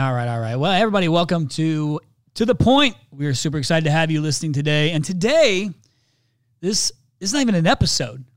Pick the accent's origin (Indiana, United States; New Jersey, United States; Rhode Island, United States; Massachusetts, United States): Indiana, United States; I'm from Indiana